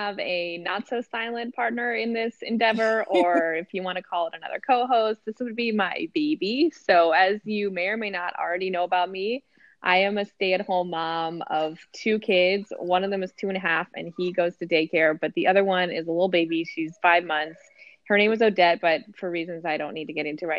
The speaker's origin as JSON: {"language": "English", "region": "New Jersey", "country": "United States", "tie": "born or raised there", "said": "I'm from New Jersey, born and raised, of course, proud"}